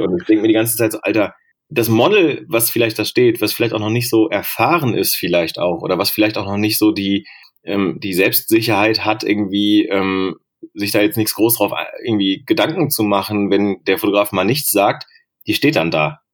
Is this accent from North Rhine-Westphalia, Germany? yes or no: yes; Bochum, North Rhine-Westphalia, Germany; ich bin in Bochum groß geworden.